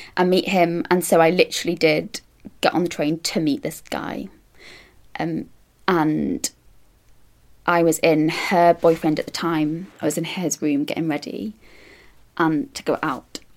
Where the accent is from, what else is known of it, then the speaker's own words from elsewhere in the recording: Manchester, North West England, United Kingdom; now in London, United Kingdom; I'm from Manchester and I work in theatre as an assistant stage manager.